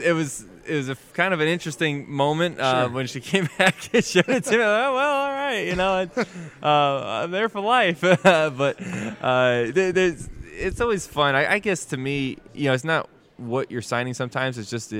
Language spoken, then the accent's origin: English; United States; being an American.